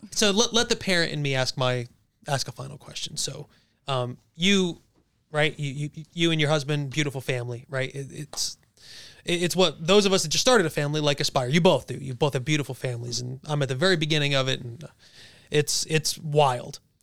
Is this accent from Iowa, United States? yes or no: no; New Jersey, United States; moved away; we're all from Jersey